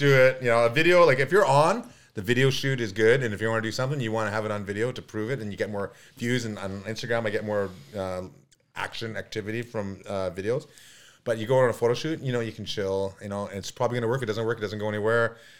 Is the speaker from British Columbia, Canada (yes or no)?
yes; Kamloops, British Columbia, Canada; now in North Vancouver, Canada; Okay, my family's here in North Vancouver. I love it. I was raised in Kamloops. I've known Kamloops really well. I love riding Kamloops.